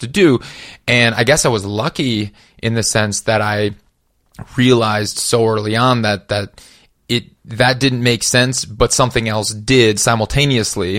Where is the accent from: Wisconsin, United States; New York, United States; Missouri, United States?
Wisconsin, United States; Madison; moved away as an adult; also born or lived in Minneapolis, Minnesota; I grew up in Wisconsin